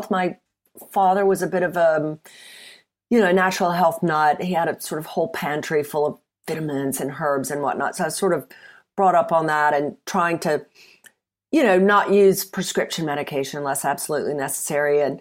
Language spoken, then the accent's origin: English; Mississippi, United States; moved away as an adult; now in United Kingdom; Uh, well, I'm from Mississippi originally. I've been in the UK for many decades. Um, so the accent is probably smoothed out. But when I first arrived, um, I went to university here, and, and people kept saying that I needed to have subtitles.